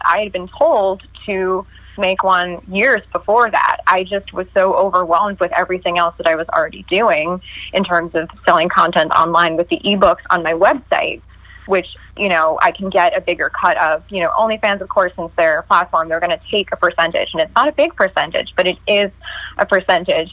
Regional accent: New York, United States; I'm from New York. I'm a fast talker

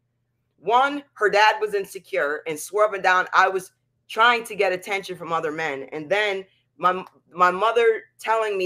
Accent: Pennsylvania, United States; the town that we lived in Pennsylvania

